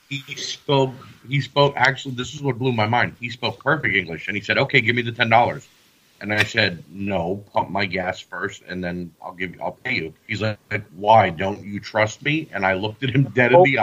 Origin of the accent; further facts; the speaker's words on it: United States; I'm a United States citizen. I was born and raised in the United States.